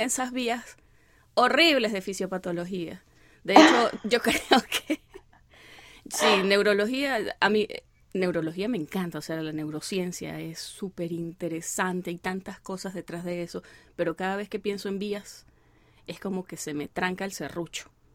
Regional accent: Venezuelan Andes, Venezuela; moved away; yo soy gocha

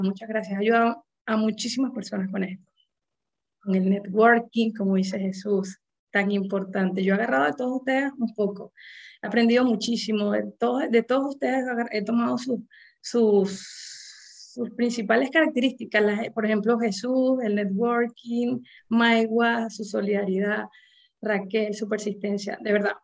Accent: Venezuela; moved away as an adult; now in United States; cada vez vamos a ser más, más venezolanos en, este sistema de, médico eh, en los Estados Unidos

